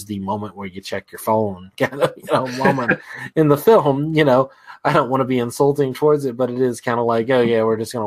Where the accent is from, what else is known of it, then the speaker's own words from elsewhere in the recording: United States; as an American